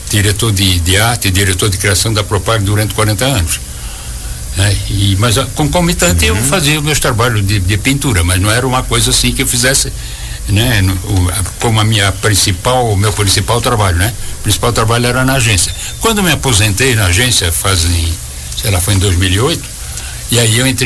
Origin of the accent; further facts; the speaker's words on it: Florianópolis, Santa Catarina, Brazil; Eu sou de Florianópolis. Da capital.